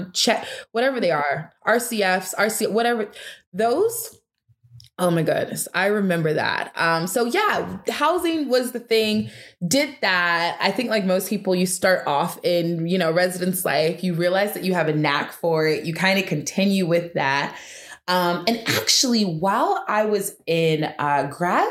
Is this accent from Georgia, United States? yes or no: yes; Atlanta, Georgia, United States; moved away; also born or lived in Las Vegas / Alabama; I'm originally from Atlanta, Georgia. I've lived all over different places. I've lived in Las Vegas. I've lived in Alabama